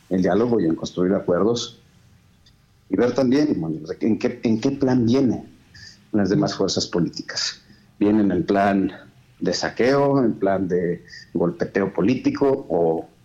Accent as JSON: {"language": "Spanish", "country": "Mexico", "said": "Pues, todos, todos somos mexicanos."}